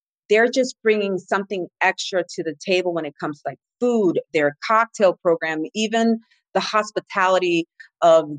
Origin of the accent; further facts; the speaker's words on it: New England, United States; now in Las Vegas, United States; I come from New England, and so it's rich in history